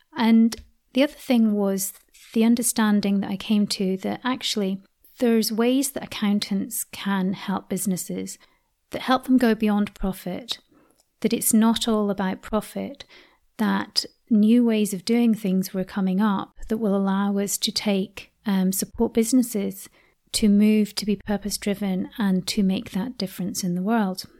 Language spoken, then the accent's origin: English; Scotland, United Kingdom; I was brought up in Scotland from the age of ten